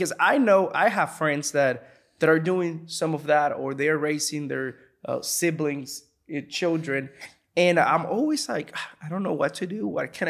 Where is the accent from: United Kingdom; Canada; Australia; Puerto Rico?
Puerto Rico; moved away; I can imagine, because when I moved here from Puerto Rico to here, it was a shock. Right. And I came with my family.